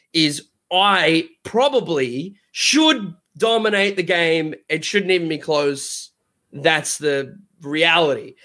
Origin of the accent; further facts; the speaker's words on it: Australia; I'm from Australia.